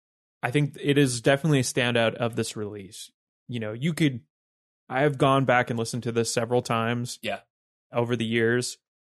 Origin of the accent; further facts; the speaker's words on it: New Jersey, United States; four or five guys who knew each other growing up in Jersey